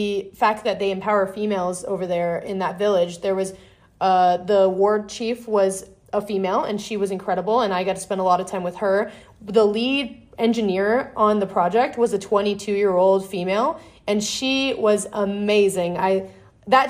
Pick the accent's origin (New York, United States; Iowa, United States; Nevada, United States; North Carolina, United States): Nevada, United States; Las Vegas; I'm growing up in Vegas